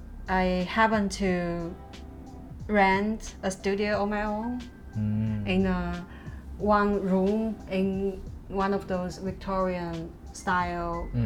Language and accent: English; China; English is a second language; moved away as an adult; also born or lived in Beijing / London / Shenzhen / Hong Kong